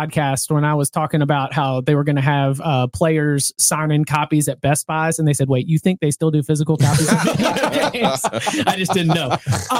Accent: Raleigh, North Carolina, United States; we grew up in Raleigh, you know, the Triangle

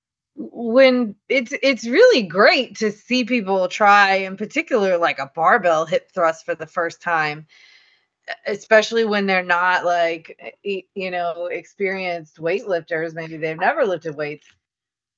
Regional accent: Louisiana, United States; I'm from Louisiana

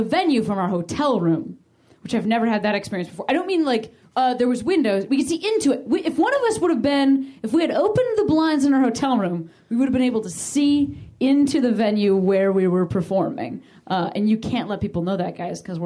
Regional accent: Chicago, Illinois, United States; moved away as an adult; also born or lived in Boston; now in Los Angeles, United States; I'm from Chicago. I've lived in Boston

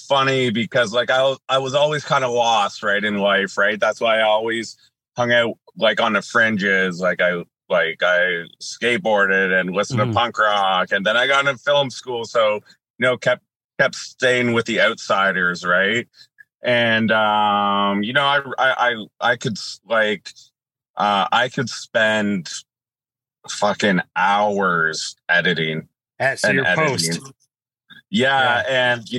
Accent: Sarnia, Ontario, Canada; moved away as an adult; also born or lived in Thunder Bay, Ontario / Toronto, Ontario / Sault Ste. Marie, Ontario; I was raised here in Sarnia

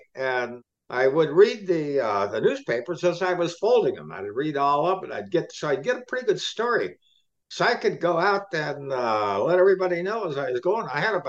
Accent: Ohio, United States; Memories of Ohio are very, very, very limited right now, because my father died when I was 7. We lived in the, what do we call, the South End.

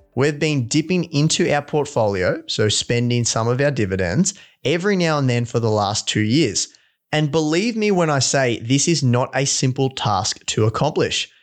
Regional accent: Victoria, Australia; also born or lived in London; back into my hometown in Victoria

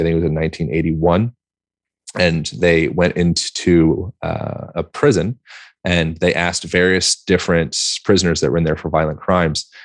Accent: United States; being an American

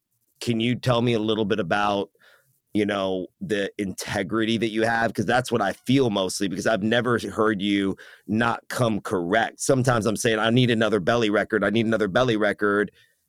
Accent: United States; half Iranian. Okay. And so, and I speak Farsi, and my mother is German. I was born here in the States

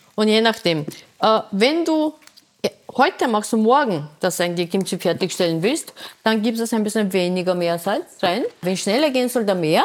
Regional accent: Busan, South Korea; German is a second language; moved away as an adult; now in Vienna, Austria; Ich bin in Korea, in Busan geboren

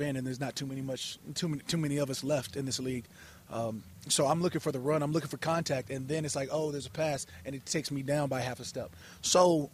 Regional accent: Chandler, Arizona, United States; also born or lived in Eden Prairie, Minnesota

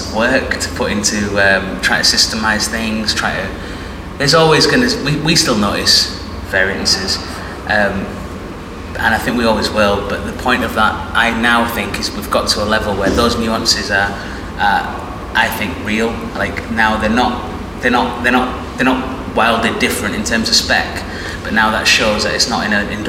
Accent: Bradford, Yorkshire and the Humber, United Kingdom; both … and I, we grew up in Bradford

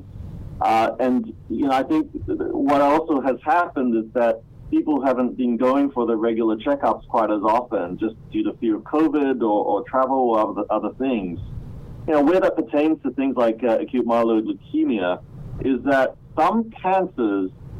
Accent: Australia; moved away as an adult; also born or lived in Malaysia / Cambridge, Massachusetts; now in United States; I was actually born in Malaysia, but grew up in Australia, which kind of explains a bit of my accent

